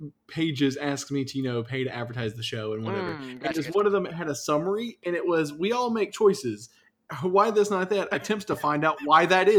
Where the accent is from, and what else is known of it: Canada